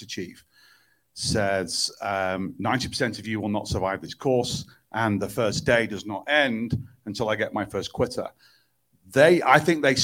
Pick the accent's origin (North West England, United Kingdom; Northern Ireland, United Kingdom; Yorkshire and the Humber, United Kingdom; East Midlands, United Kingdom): North West England, United Kingdom; Manchester; I was born in Manchester, England, where I reside quite a lot of my time